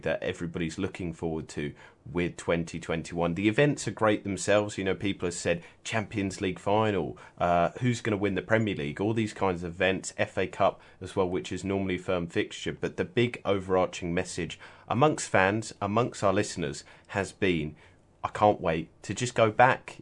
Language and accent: English; United Kingdom; I'm British